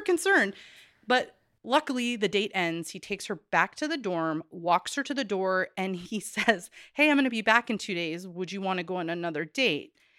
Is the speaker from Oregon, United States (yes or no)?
yes; Corvallis, Oregon, United States; I come back around to Corvallis all the time, my hometown.